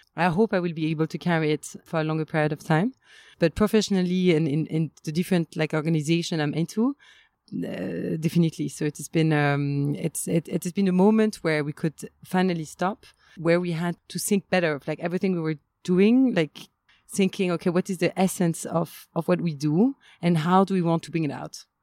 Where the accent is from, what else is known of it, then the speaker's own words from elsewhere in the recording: Limoges, Nouvelle-Aquitaine, France; moved away; also born or lived in Paris / Kenya; I was born in Limoges and I was like mostly raised there until I um, went to like boarding school and then and then study